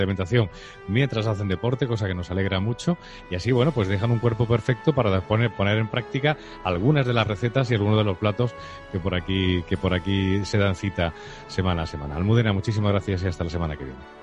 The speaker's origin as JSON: {"language": "Spanish", "country": "Spain"}